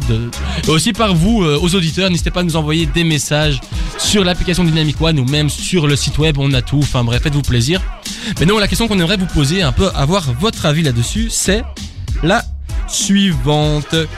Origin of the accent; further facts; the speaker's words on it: Brussels, Brussels-Capital Region, Belgium; je, viens de Bruxelles